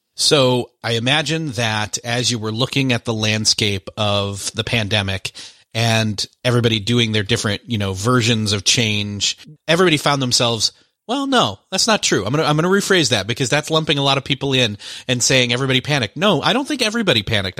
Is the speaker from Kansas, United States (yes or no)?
no; Rochester, New York, United States; born or raised there; moved away